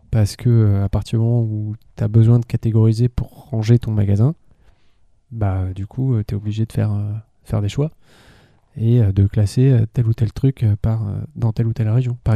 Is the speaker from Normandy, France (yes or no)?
no; Île-de-France, France; j'avais pas de, patrimoine culinaire en tant que francilien.